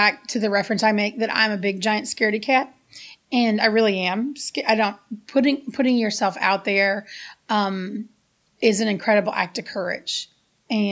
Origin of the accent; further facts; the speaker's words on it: United States; moved away; also born or lived in Gary, Indiana, United States; growing up in the South Side of Chicago, in Gary, Indiana